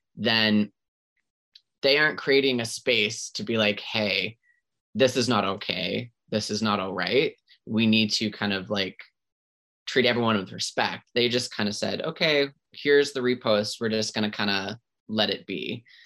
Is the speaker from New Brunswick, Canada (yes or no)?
yes; Centreville, New Brunswick, Canada; now in Halifax, Canada; I grew up in a small town New Brunswick